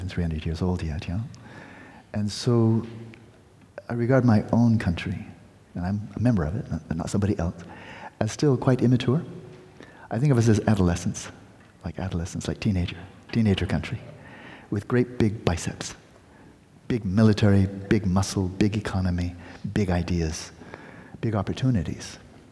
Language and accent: English; United States; as an American